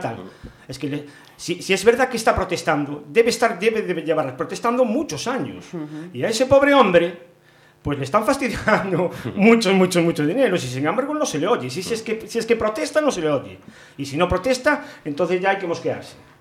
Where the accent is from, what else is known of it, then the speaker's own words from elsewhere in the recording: Pontevedra, Galicia, Spain; como ciudadano que soy de Pontevedra